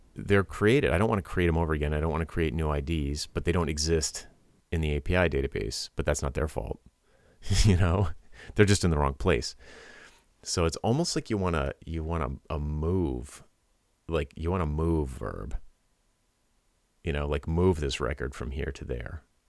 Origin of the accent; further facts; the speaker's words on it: Rhode Island, United States; I'm from Rhode Island